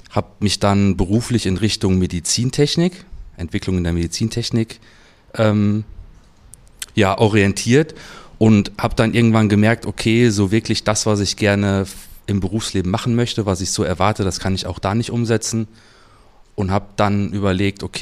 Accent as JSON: {"language": "German", "town": "Cologne", "region": "North Rhine-Westphalia", "country": "Germany", "said": "Aus Köln."}